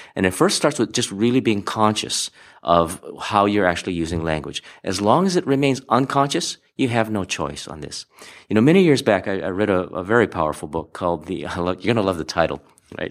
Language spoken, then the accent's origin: English; Hawaii, United States; growing up in Hawaii